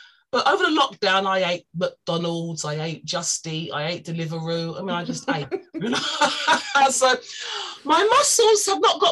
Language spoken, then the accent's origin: English; Nigeria; I'm Nigerian